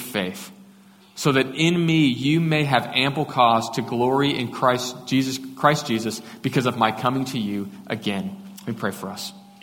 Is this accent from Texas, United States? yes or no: yes; Katy, Texas, United States; I grew up just outside of Houston in Katy, west side